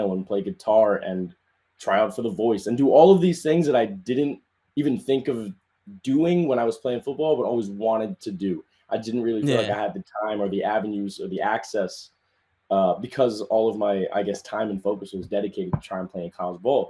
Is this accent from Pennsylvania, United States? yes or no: no; New York City, New York, United States; also born or lived in Florida; I am born and raised in the Bronx. I live in the Bronx right now